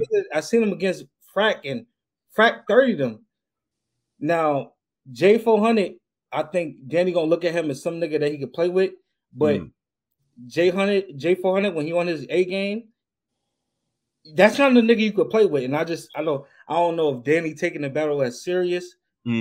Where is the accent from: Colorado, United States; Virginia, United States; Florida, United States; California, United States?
Virginia, United States; I'm from Virginia.